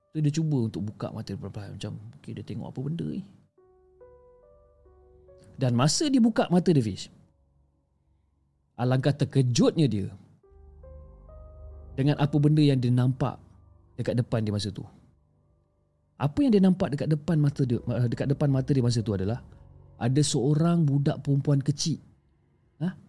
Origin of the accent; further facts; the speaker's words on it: Kuching, Sarawak, Malaysia; Saya berasal daripada kucing Sarawak